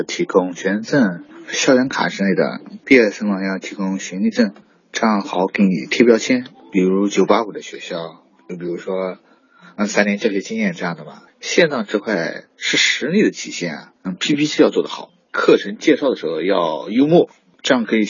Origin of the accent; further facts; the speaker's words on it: Hunan, China; accent: Hunan; 我家是湖南的，嗯，普通话有些方言，很多平时翘舌不是很区分。